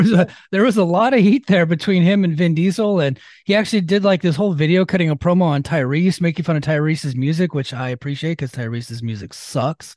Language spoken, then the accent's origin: English; Exeter, California, United States; I'm from Exeter, California